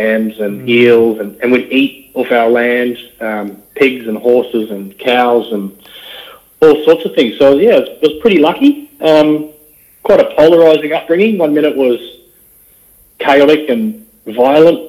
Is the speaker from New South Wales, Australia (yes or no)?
no; north of the Gold Coast, Queensland, Australia; we grew up just north of the theme parks down near Dreamworld, Wet n Wild, north of the Gold Coast in some bushland